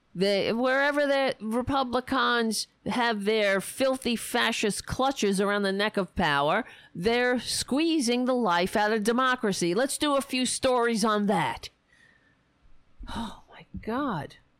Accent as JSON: {"language": "English", "town": "New York City", "region": "New York", "country": "United States", "tie": "born or raised there", "moved": "yes", "said": "I was raised on Staten Island"}